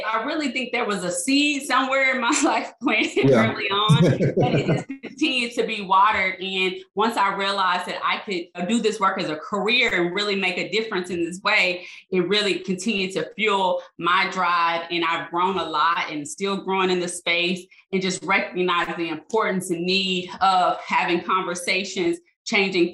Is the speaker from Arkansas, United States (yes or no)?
yes; Arkansas, United States; moved away as an adult; also born or lived in Louisiana; I went back to my home state, Arkansas State